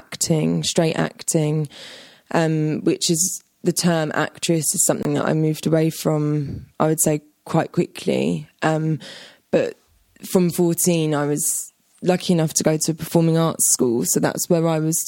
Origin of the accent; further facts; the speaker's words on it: London, United Kingdom; a young teenager growing up in London